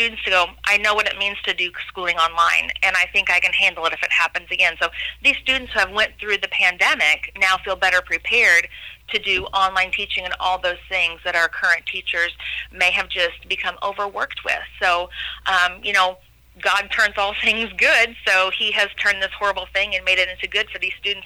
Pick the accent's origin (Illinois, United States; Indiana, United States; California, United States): Illinois, United States; Pinckneyville; also born or lived in Du Quoin, Illinois; I'm a hometown girl born and raised in Pinckneyville, Illinois.